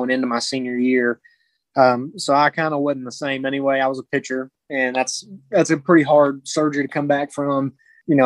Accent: White House, Tennessee, United States; I'm from White House, Tennessee. So I grew up kind of in the Nashville area

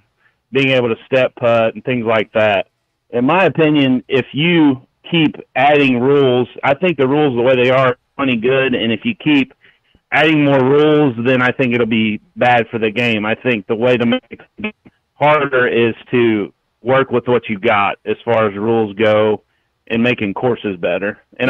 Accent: Missouri, United States; from Missouri.

